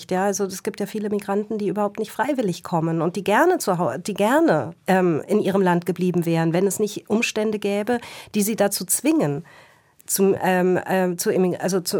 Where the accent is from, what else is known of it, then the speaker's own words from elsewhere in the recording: Berlin, Germany; also ich komme ja aus Berlin und natürlich war E.T. Hoffmann in Berlin Schullektor Lektüre.